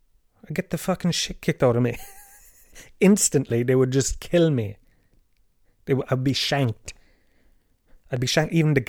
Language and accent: English; Tralee, Munster, Ireland; I grew up in the Gallows Field, Tralee